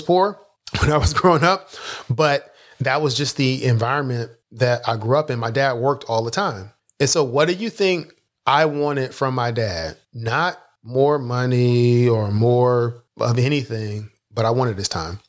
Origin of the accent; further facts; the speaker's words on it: Philadelphia, Pennsylvania, United States; I grew up in Philadelphia